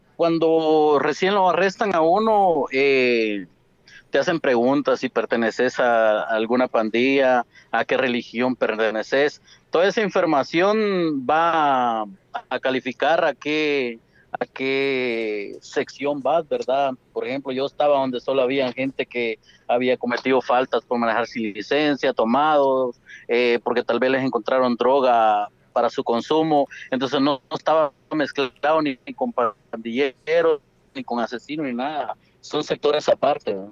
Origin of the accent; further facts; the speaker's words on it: Asunción Mita, Jutiapa, Guatemala; yo soy nacido en Asunción Mita, tengo familia en Asunción Mita por parte de mi papá